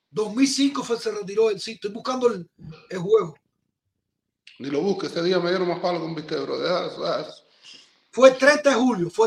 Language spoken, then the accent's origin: Spanish; Cuba; los que estamos de lado acá somos cubanos. Somos cubanos que en el momento decidimos venir para acá